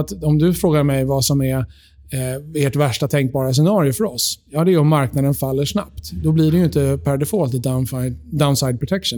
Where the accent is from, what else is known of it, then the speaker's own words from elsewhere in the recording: Sweden; vi är svenskar i Sverige